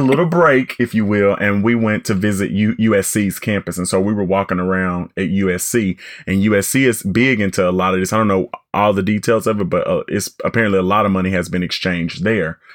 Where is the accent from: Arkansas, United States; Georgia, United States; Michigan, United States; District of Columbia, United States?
Arkansas, United States; I'm from Arkansas and very proud to be